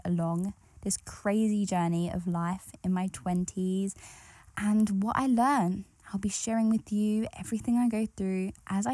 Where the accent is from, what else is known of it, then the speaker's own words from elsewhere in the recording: United Kingdom; I grew up in England. I grew up just outside of East London